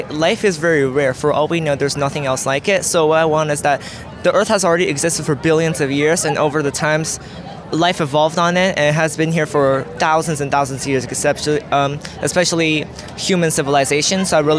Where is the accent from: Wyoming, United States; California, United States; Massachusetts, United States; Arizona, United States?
California, United States; Sacramento; we come from Northwest Sacramento.